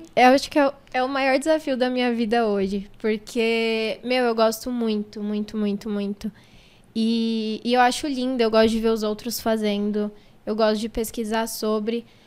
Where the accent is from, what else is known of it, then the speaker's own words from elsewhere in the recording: São Paulo, Brazil; also born or lived in Jardim Guarujá, São Paulo; Eu nasci no Jardim Guarujá. Ali, Valo Velho, Jardim Guarujá. Mas eu vim pro Capão, sei lá, acho que eu tinha uns 5, 6 anos